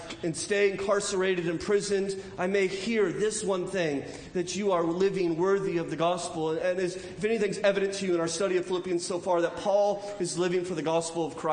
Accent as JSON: {"language": "English", "region": "California", "country": "United States", "also_born_or_lived": "Charlotte County, Virginia", "moved": "as an adult", "said": "I'm from California"}